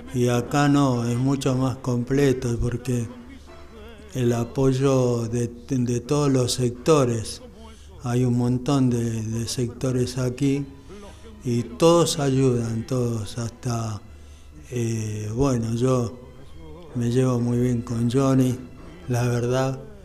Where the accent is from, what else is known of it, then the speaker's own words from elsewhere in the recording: Buenos Aires, Argentina; yo soy de acá, soy porteño, me siento orgulloso de serlo